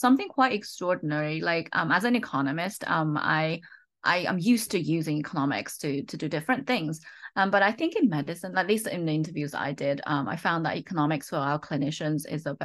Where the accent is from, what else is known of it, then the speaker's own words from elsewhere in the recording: United Kingdom; accent: slight British; moved away as an adult; also born or lived in Oxford, United Kingdom; now in United States; You may have guessed that from my slight British accent, I grew up in the UK